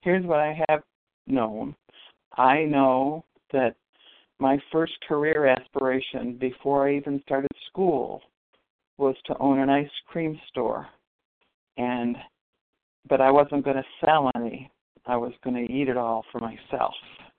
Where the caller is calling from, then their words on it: Western New York, United States; I'm calling from Western New York